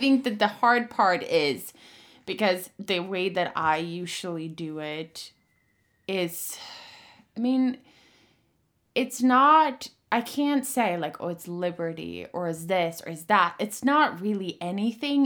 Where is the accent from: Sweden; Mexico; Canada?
Sweden; moved away; I'm from Sweden, and I grew up in a very harsh riding co-, school situation